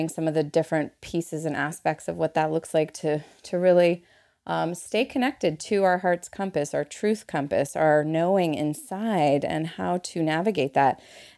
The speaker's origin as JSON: {"language": "English", "town": "Montreal", "region": "Quebec", "country": "Canada", "moved": "yes", "said": "I came over from Montreal with a tourist visa. I'm a Montrealais for my Montrealers in the house."}